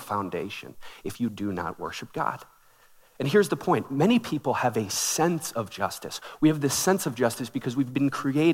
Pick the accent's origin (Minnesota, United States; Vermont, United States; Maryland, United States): Minnesota, United States; Minneapolis; I grew up in Minneapolis